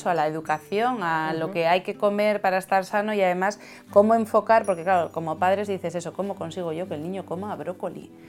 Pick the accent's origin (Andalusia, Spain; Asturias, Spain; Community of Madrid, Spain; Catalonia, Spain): Asturias, Spain; nosotros que somos asturianos en Asturias